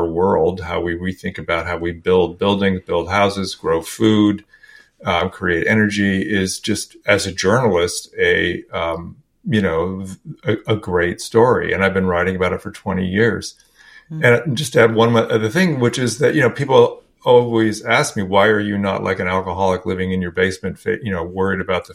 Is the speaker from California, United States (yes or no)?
yes; California, United States; I grew up in California, and I grew up in a very kind of conservative family